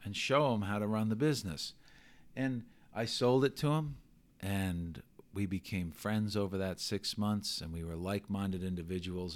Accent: New York City, New York, United States; moved away; I grew up in New York.

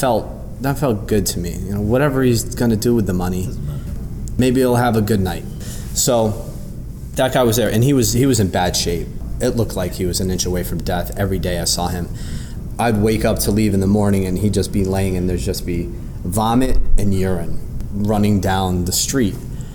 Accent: New York, United States; Growing up in New York, I've watched the homeless population explode, especially over the recent years.

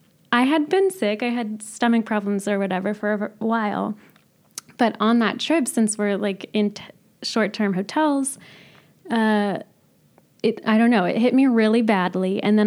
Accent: California, United States; I had, I would say, little exposure to what I would call an Armenian community, even though I grew up in California.

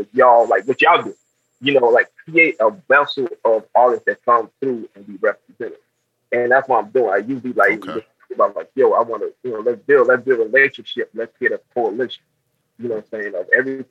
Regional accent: United States; also born or lived in Augusta / the South; I'm just a little cat from North Carolina

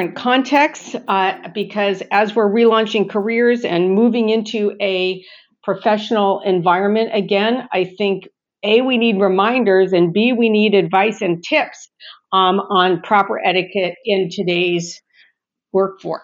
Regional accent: Southern California, United States; I'm from Southern California.

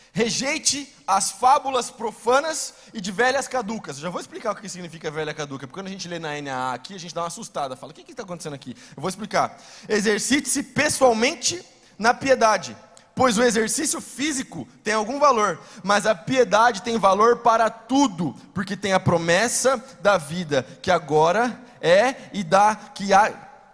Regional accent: Brazil; nós aqui, nós não somos judeus, a gente é brasileiro

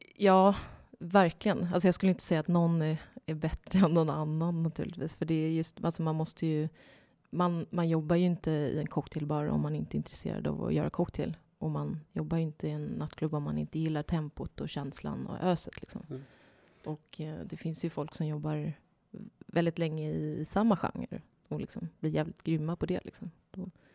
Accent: Ljungskile, Västra Götaland, Sweden; moved away as an adult; also born or lived in Sydney, Australia; now in Stockholm, Sweden; jag kommer från Ljungskile. Det ligger sex mil norr om Göteborg, så jag kommer från västkusten.

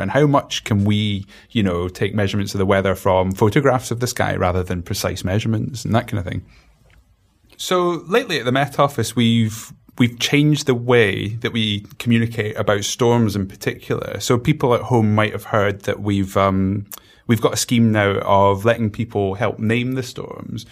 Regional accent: Glasgow, Scotland, United Kingdom; I'm from Glasgow

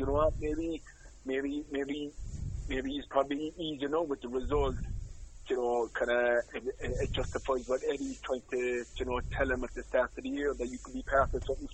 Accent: Cork, Munster, Ireland; I'm from Cork City

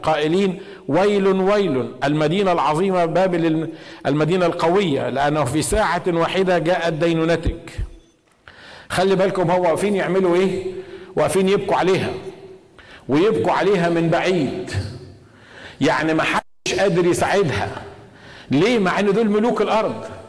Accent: Egypt; moved away; عندنا في مصر

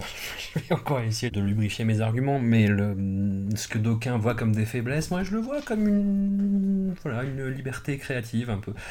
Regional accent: Auvergne-Rhône-Alpes, France; accent: Grésivaudan; mon accent du Grésivaudan

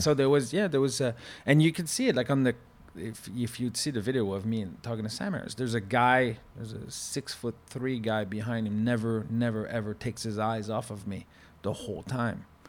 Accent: Canada; accent: French-Canadian; from my accent, he realized that I was French-Canadian.

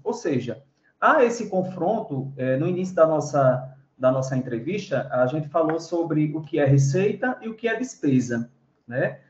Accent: Brazil; nós, brasileiros

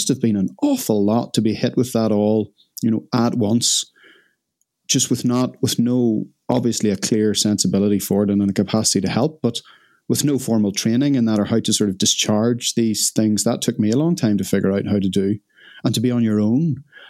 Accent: Ireland; I'm Irish, so I've been stealing the milk out of your tea.

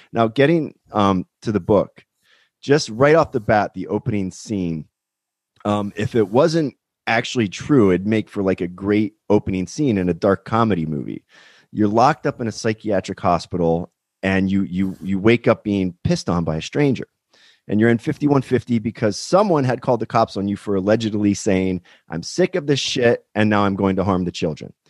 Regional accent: Pennsylvania, United States; now in California, United States; I'm actually from Pennsylvania myself

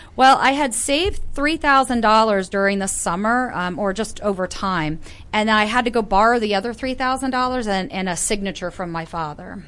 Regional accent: Northern Virginia, United States; also born or lived in Florida; I was born in Florida, grew up in Northern Virginia, mm-hmm. moved away for a bit, and then came back to Northern

